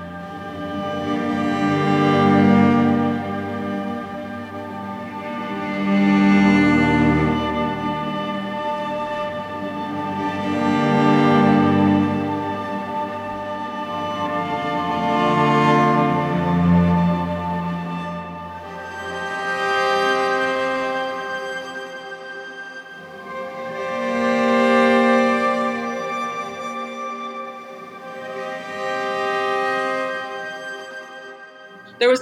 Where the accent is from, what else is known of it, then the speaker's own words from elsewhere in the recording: Raleigh, North Carolina, United States; also born or lived in Washington, D.C.; I'm from Raleigh. I grew up in Raleigh, North Carolina